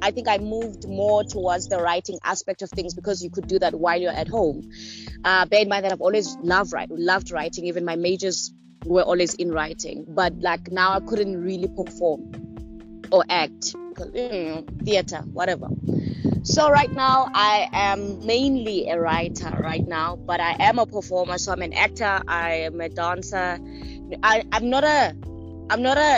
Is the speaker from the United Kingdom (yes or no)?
no; Queenstown, Eastern Cape, South Africa; also born or lived in Pretoria / Durban; now in Johannesburg, South Africa; I am from the Eastern Cape, from Queenstown. I'm living in Joburg now.